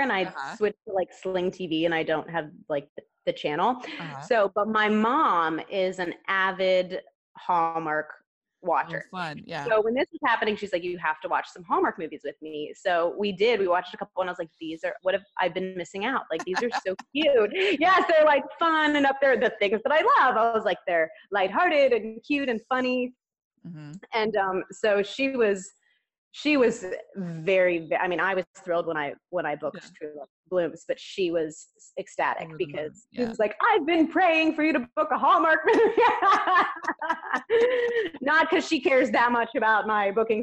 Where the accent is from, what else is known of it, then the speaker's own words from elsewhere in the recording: Clearwater, Florida, United States; where I grew up in Clearwater